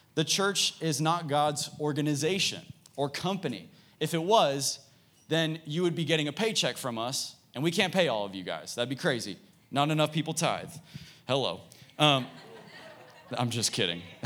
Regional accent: Dallas, Texas, United States; I grew up in Dallas

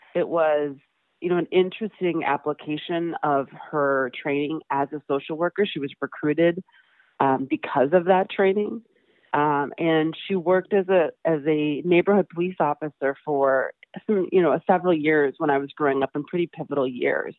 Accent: Madison, Wisconsin, United States; I grew up in Madison, Wisconsin. I was born and raised there.

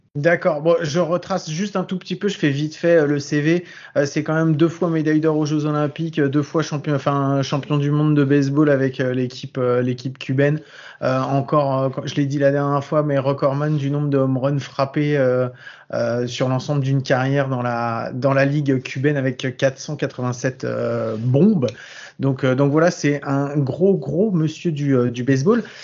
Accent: France; accent: French; notre accent français

